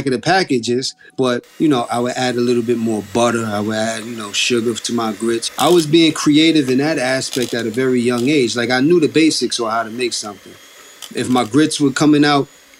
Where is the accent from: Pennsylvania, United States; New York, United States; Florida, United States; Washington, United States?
New York, United States; New York City; We grew up in Co-op City, Section 5. Northeast part of the Bronx